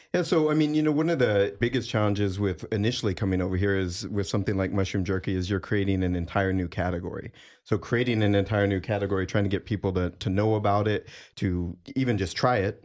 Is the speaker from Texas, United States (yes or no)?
yes; Texas, United States; moved away as an adult; having just moved up from Texas, the San Antonio, Austin area and growing up in Texas on beef jerky.